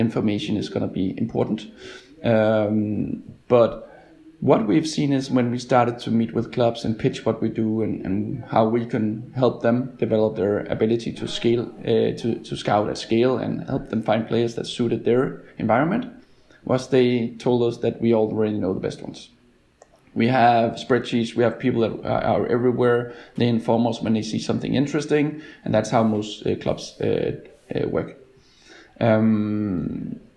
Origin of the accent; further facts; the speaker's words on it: Denmark; I'm from Denmark